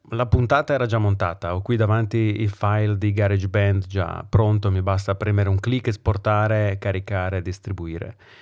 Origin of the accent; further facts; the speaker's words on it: Brescia, Lombardy, Italy; accent: bresciano; ho l'accento bresciano